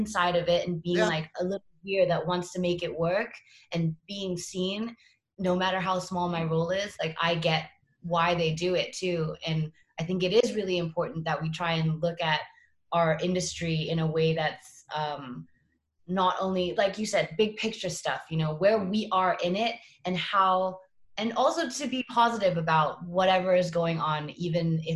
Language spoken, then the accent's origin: English; Singapore; moved away as an adult; also born or lived in Boston / New York / Los Angeles; growing up in Singapore